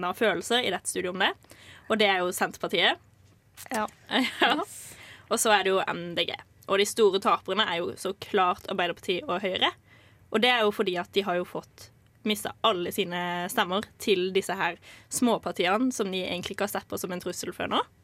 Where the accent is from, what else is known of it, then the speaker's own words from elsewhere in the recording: Kristiansand, Agder, Norway; also born or lived in Lillesand; jeg har mest tilknytning til Kristiansand, for der jeg vokste opp